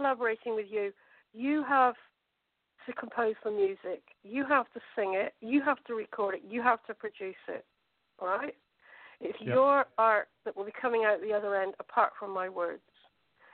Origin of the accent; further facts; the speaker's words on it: England, United Kingdom; one, I'm white, two, I'm English, and three, I'm probably middle class